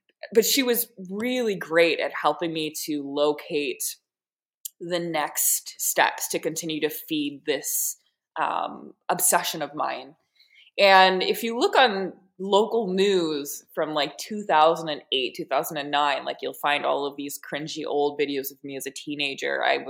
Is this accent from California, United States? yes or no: no; Wisconsin, United States; No, I'm from Wisconsin. Yeah. Well, Wisconsin